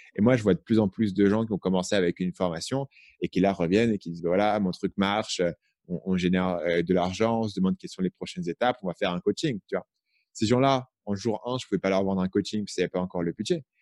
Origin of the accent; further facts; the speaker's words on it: Paris, Île-de-France, France; moved away as an adult; also born or lived in Vietnam; J'ai grandi à Paris